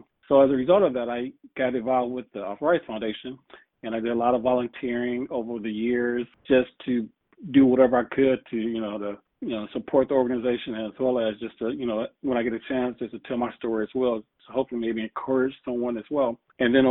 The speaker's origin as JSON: {"language": "English", "town": "Toledo", "region": "Ohio", "country": "United States", "said": "And I'm from Toledo"}